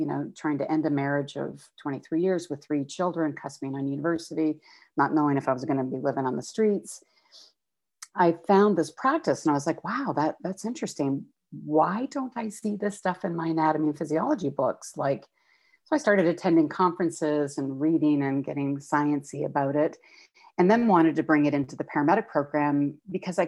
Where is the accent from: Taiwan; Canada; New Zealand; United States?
Canada; Calgary, Alberta; moved away as an adult; now in Toronto, Canada; Born and raised in Calgary